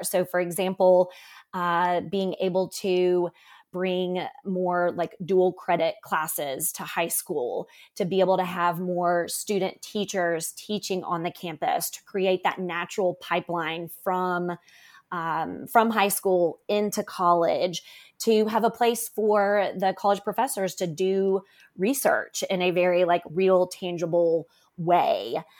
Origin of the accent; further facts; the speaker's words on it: Memphis, Tennessee, United States; I currently live in, in my hometown where I grew up, which is Memphis, Tennessee